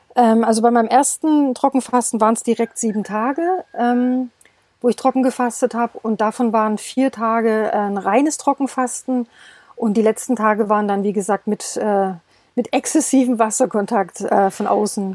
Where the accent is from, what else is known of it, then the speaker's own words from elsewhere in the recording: Stuttgart, Baden-Württemberg, Germany; moved away as an adult; now in Portugal; Also ich komme aus dem Schwabeländle, also ich bin äh, äh, aus der Stuttgarter Ecke. Mhm im Ursprung und wir sind aber hierher ausgewandert